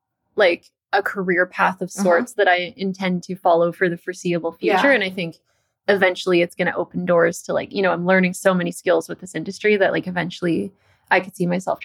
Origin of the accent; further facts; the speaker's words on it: Canada; Actually, like based on where I grew up in Canada, uh-huh. I've been to like North Dakota, which is like the least exciting part.